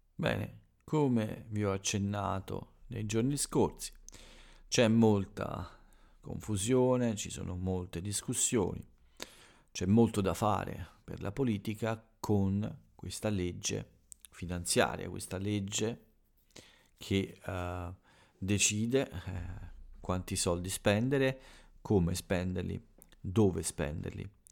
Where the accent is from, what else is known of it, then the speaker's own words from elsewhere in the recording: Italy; del mio paese